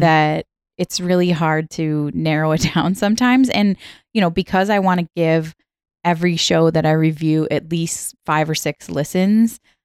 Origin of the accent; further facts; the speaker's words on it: Minnesota, United States; I grew up in the middle of the country. I grew up in Minnesota